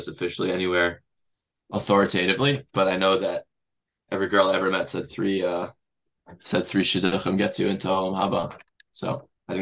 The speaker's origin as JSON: {"language": "English", "town": "Teaneck", "region": "New Jersey", "country": "United States", "tie": "born or raised there", "said": "I grew up in Teaneck."}